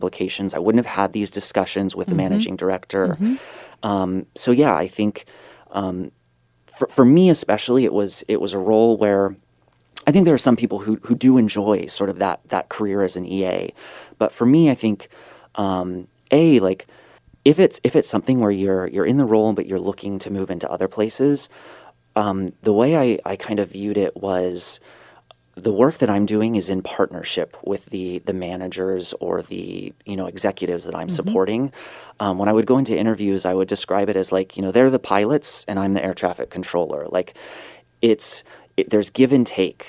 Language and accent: English; California, United States; moved away as an adult; also born or lived in New York / South Africa; I'm not South African. I am born in California